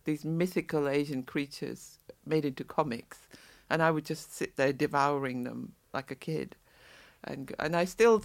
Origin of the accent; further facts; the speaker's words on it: Saudi Arabia; moved away; I was born in the Middle East, in Saudi.